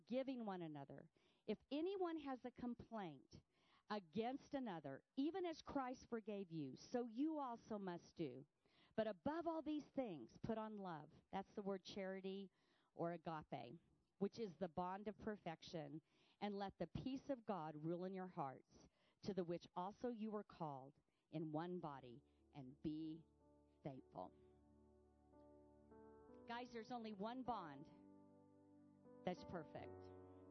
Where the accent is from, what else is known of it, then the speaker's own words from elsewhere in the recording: United States; I'm an American.